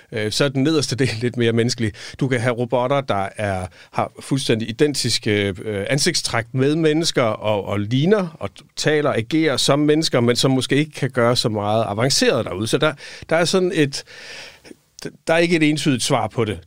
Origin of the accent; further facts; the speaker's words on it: Silkeborg, Central Denmark Region, Denmark; moved away as an adult; also born or lived in Odense; Jeg var fra Midtjylland, fra Silkeborg